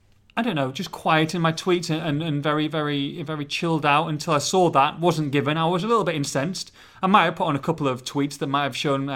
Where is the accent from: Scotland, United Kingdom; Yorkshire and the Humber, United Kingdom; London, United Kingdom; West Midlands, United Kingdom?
Yorkshire and the Humber, United Kingdom; Hull; but I was born in Hull, but my family is from Middlesbrough.